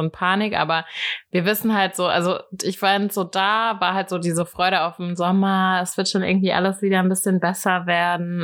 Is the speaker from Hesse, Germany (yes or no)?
yes; Hattenheim, Hesse, Germany; Ich bin in Hattenheim groß geworden. Ähm, das ist ein kleines Dorf